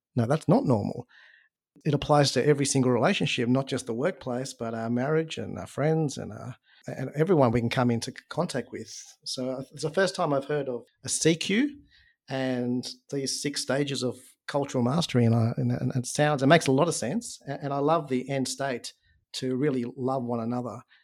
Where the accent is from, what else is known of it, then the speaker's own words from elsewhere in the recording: Australia; I was born in Australia and, you know, went through school in Australia, grew up in Australia